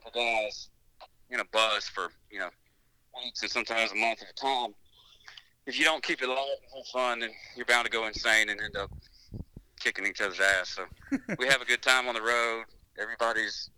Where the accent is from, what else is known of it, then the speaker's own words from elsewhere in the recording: Gastonia, North Carolina, United States; moved away as an adult; now in Nashville, United States; I'm from a little town called Gastonia, North Carolina. It's south of Charlotte, about 20 minutes